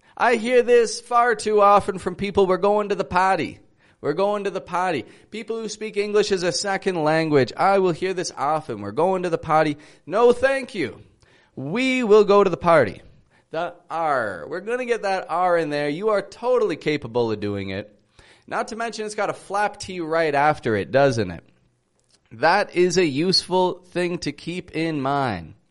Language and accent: English; Toronto, Ontario, Canada; I'm from Toronto, Canada